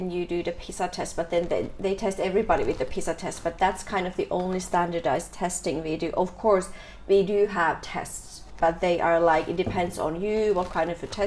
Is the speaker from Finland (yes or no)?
yes; Finland; moved away as an adult; now in Ho Chi Minh City, Vietnam; I'm from Finland.